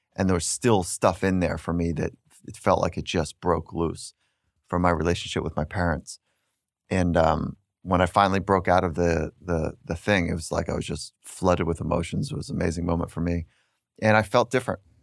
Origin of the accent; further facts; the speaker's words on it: Redondo Beach, California, United States; I grew up in the town of Redondo Beach and surfing